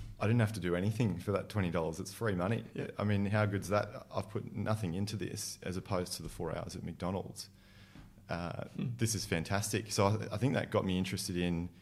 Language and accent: English; Sydney, New South Wales, Australia; I'm a Sydney boy. I grew up in Northwest Sydney, out in the burbs.